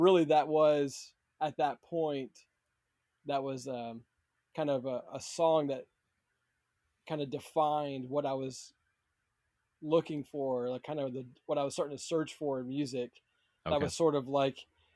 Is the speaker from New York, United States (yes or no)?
no; Massachusetts, United States; also born or lived in Rhode Island; We moved from Rhode Island into Massachusetts